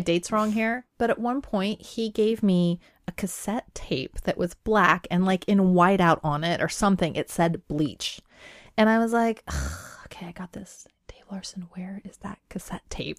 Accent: Pacific Northwest, Washington, United States; English is a second language; also born or lived in Iran / Cheney, Washington; growing up in the Pacific Northwest, being a woman of color

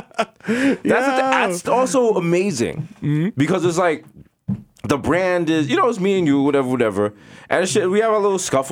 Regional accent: New York City, New York, United States; we're still from the Bronx.

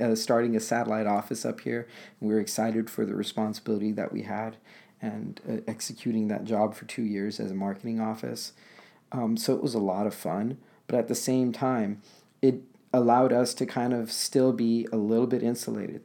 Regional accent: Los Angeles, California, United States; moved away as an adult; now in Portland, United States; I'm born and raised in Los Angeles

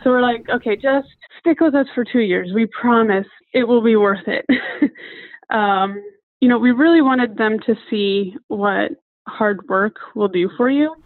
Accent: Price, Utah, United States; moved away as an adult; also born or lived in San Jose, California / Klamath Falls, Oregon / Salt Lake City, Utah; now in St. Louis, United States; I'm originally from Price, Utah. Spent a lot of my childhood in San Jose, California, before going back to Price. Uh, then a couple of years in a small town outside of Klamath Falls, Oregon, before again going back to Price

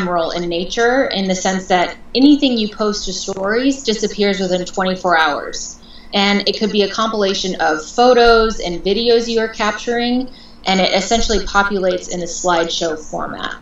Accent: Portland, Oregon, United States; moved away as an adult; also born or lived in Seattle / Los Angeles; I was born and raised in Portland, Oregon

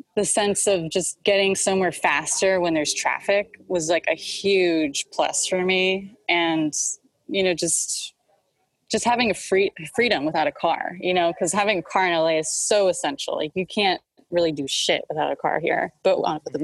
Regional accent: Los Angeles, California, United States; also born or lived in Dallas; I grew up in Hollywood

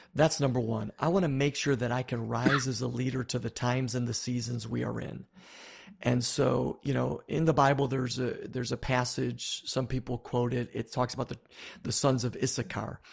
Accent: Buffalo, New York, United States; I grew up in Buffalo, New York.

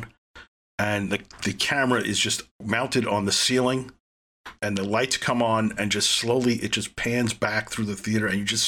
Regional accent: New York City, New York, United States; also born or lived in Manhattan; I grew up in Brooklyn, and then in 1982, I went to high school in Manhattan

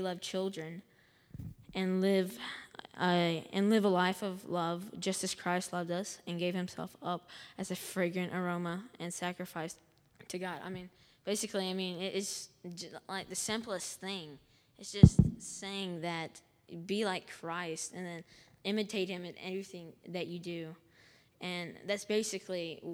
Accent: Montgomery, United States; I'm from Montgomery

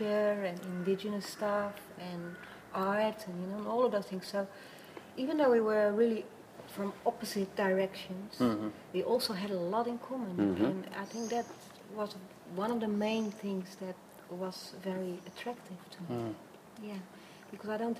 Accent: Netherlands; moved away as an adult; also born or lived in New York; now in Australia; I'm from Holland

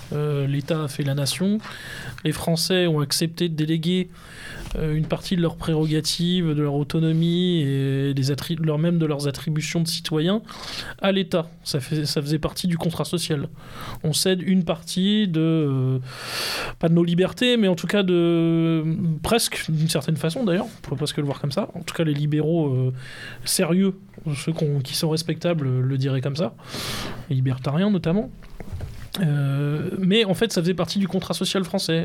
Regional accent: France; nous sommes français

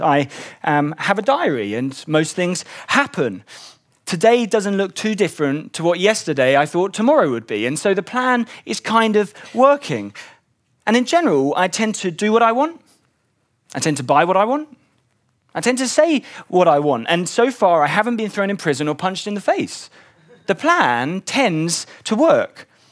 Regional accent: London, United Kingdom; I grew up in West London

